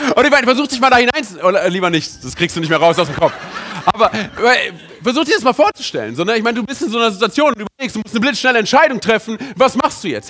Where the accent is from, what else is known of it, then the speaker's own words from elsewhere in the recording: Berlin, Germany; ich bin im, in Berlin aufgewachsen